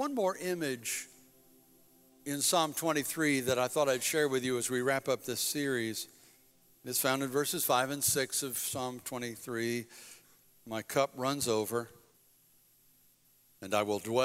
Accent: United States; I'm proud to be an American

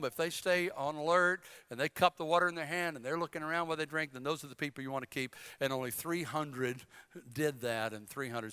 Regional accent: North Carolina, United States; I'm from North Carolina

